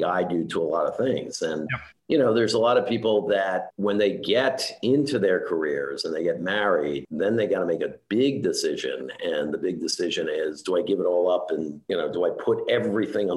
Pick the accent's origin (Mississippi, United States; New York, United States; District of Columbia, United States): New York, United States; New York City; also born or lived in Scarsdale, New York; I grew up in Queens, and my dad had us move to Scarsdale in Westchester for the good school systems